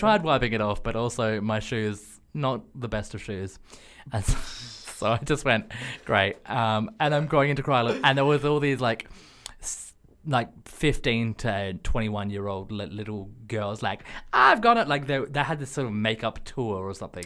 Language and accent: English; Australia; as an Australian, xenophobia, racism, sexism, homophobia, these are just part and parcel for how I was culturally brought up